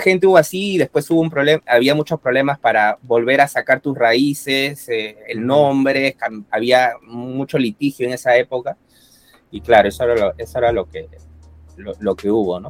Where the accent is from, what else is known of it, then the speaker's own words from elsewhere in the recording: Japan; also born or lived in Latin America; toda mi vida prácticamente de, que, tengo uso de razón, le, he vivido en Japón